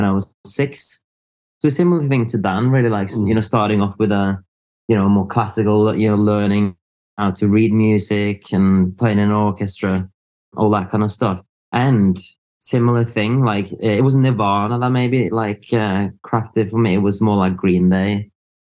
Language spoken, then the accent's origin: English; Norway; moved away as an adult; also born or lived in Liverpool; I'm from Norway, so I grew up there.